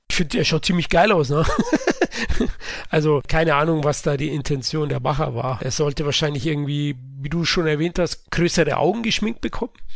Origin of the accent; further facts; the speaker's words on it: Bavaria, Germany; accent: Bavarian; meinem bayerischen Dialekt